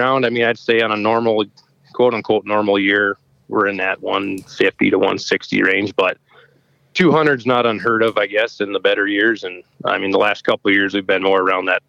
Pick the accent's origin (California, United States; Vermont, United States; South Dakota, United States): South Dakota, United States; Rapid City; moved away as an adult; now in Wagner, United States; I grew up in Rapid City